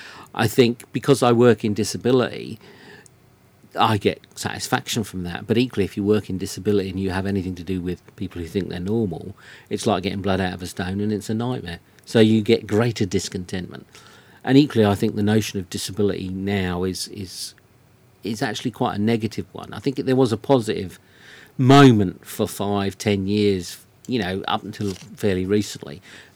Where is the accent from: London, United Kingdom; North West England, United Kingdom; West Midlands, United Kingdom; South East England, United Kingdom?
South East England, United Kingdom; I'm from Surrey in England.